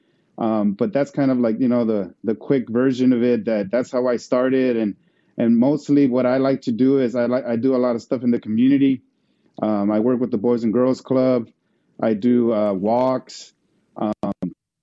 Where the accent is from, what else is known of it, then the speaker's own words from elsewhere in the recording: Mexico; now in United States; I was born here, but I grew up in Mexico. So when I came back, it was about 1990